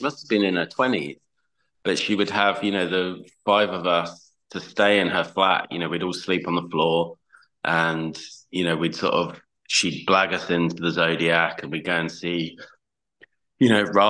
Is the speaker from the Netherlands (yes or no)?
no; Chichester, South East England, United Kingdom; also born or lived in Welwyn Garden City / London; I was born in Welwyn Garden City, which I don't remember a huge amount about, to be honest. But so I lived there until I was like three, and then we moved to Chichester in West Sussex. And yeah, basically grew up here